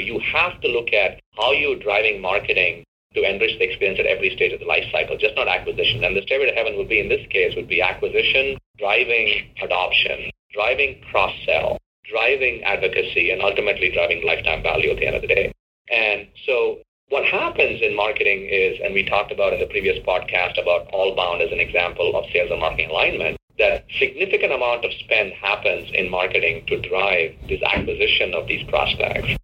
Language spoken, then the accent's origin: English; India; I was growing up in India in 1980s